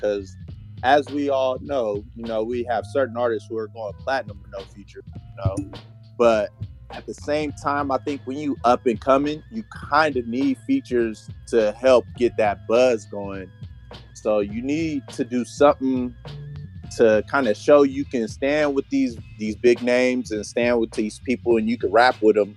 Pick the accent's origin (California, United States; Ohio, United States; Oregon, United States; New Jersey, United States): California, United States; Bay Area; as a wee lad growing up in the Bay Area in high school